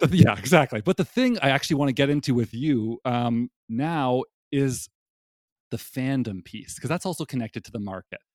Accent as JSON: {"language": "English", "country": "Canada", "moved": "yes", "lives_now": "United States", "said": "as a Canadian living in the United States"}